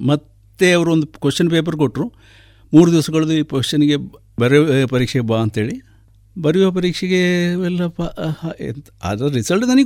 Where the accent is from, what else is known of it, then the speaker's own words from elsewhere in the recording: near Kukke Subramanya, Karnataka, India; moved away as an adult; ಹಳ್ಳಿಯಲ್ಲಿ ಜೀವಿಸಿ ಹುಟ್ಟಿದ್ದೆ ನಾನು ಹುಟ್ಟಿ ಹುಟ್ಟಿದ ಹಳ್ಳಿ ಏನೇ ಅಂತ ಕುಕ್ಕೆ ಸುಬ್ರಹ್ಮಣ್ಯದ ಹತ್ತಿರ ಅಲ್ಲಿ ಹಳ್ಳಿಯ ಜೀವನದಲ್ಲಿ ಎಲ್ಲ ಸ್ವಚ್ಛಂದ ವಾತಾವರಣ ಎಲ್ಲ ಇತ್ತಲ್ಲಿ ಆಗ ನಾವು ಅಡಿ ಕೃಷಿಕರಾಗಿದ್ದೆವು